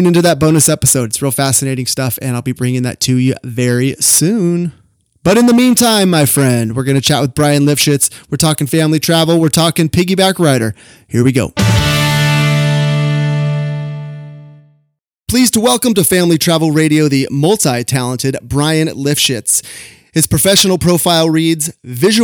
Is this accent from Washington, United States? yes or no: no; Sacramento, California, United States; also born or lived in Orange County; my hometown of Sacramento